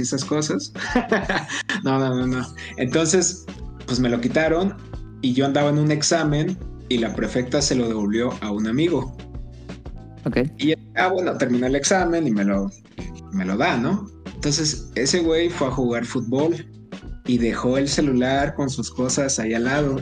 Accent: Tabasco, Mexico; now in Puebla, Mexico; yo nací y crecí en Tabasco

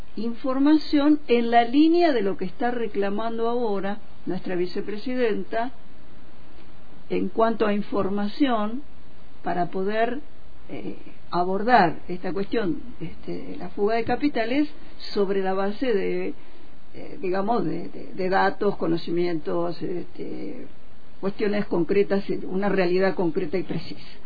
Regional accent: Argentina

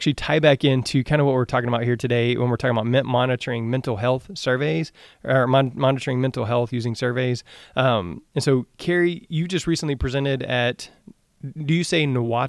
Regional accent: Texas, United States; I'm from Texas in the South

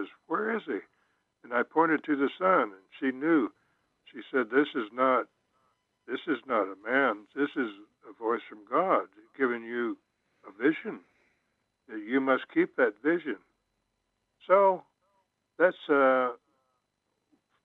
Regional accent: Oklahoma, United States; growing up in Oklahoma

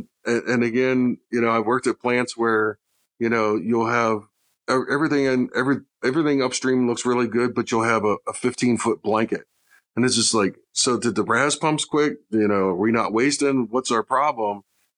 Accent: Chicago, Illinois, United States; now in Flagstaff, United States; I came from Chicago. Flagstaff doesn't get as cold as Chicago.

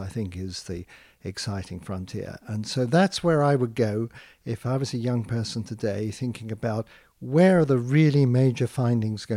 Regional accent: United Kingdom; accent: British; moved away; I'm British born, and so it's especially wonderful for me to be recognised in my home country

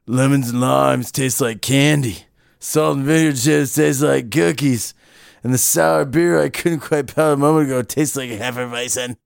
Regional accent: Canada; I'm from Canada

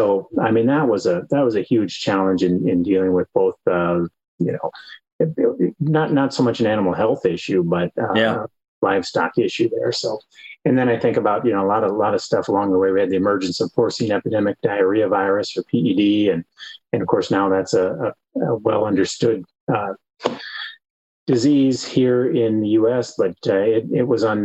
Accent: Western South Dakota, United States; moved away as an adult; also born or lived in Iowa / Wyoming; I grew up in Western South Dakota on a farm and ranch.

